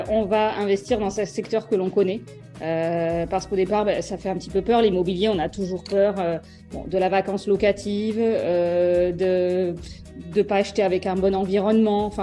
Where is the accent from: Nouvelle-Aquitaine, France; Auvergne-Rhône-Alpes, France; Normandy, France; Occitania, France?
Nouvelle-Aquitaine, France; Bordeaux; je suis née à Bordeaux en 84.